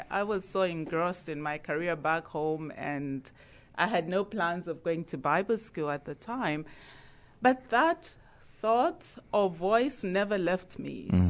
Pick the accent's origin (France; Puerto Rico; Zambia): Zambia; now in United States; I'm from Zambia in Africa.